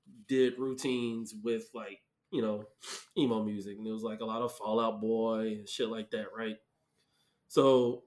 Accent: Mesa, Arizona, United States; I'm from Mesa. I went to Dobson.

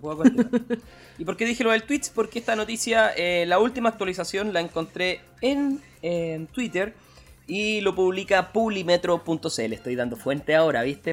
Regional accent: Chile; moved away; also born or lived in New Zealand / Canada; los chilenos

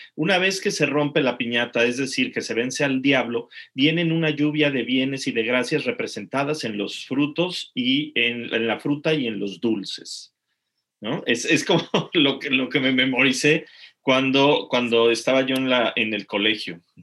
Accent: Mexico; moved away; los que somos mexicanos

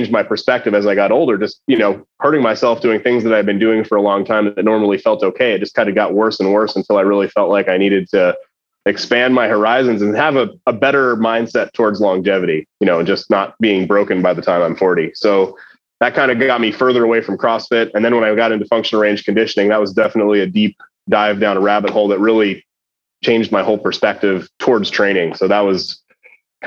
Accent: Denver, Colorado, United States; moved away as an adult; also born or lived in Fort Collins, Colorado; now in Saratoga Springs, United States; I grew up in Denver

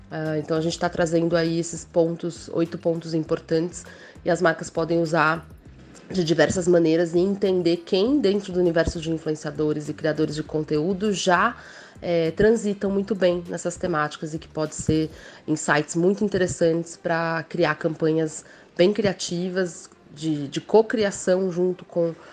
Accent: São Paulo, Brazil; eu sou de São Paulo.

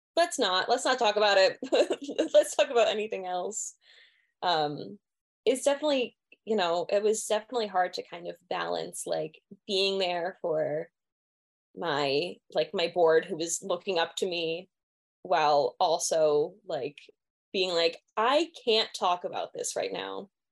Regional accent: Pennsylvania, United States; moved away as an adult; I'm originally from Pennsylvania

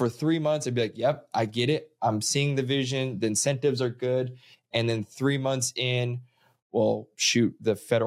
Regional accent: Missouri, United States; moved away; I grew up in Missouri where solar at that time was a figment of imagination.

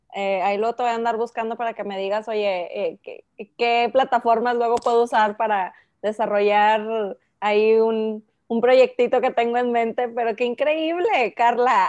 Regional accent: Mexico; soy la única mexicana

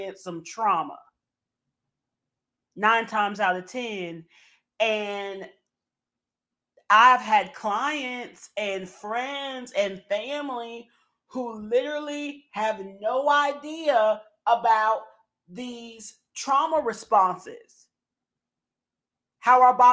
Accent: Southern, United States; accent: Southern; my Southern accent

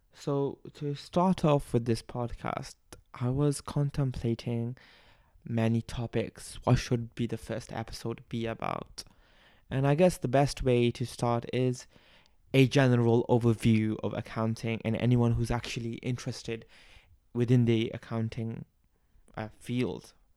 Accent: Bangladesh; accent: a bit Australian; now in Melbourne, Australia; but I am from Bangladesh. Uh, I grew up there

